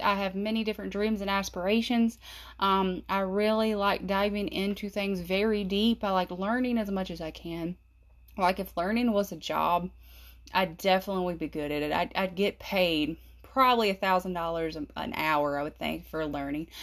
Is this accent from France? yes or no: no; South Carolina, United States; I'm from South Carolina